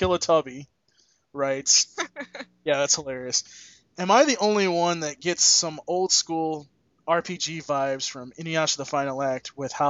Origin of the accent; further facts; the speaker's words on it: United States; I'm American.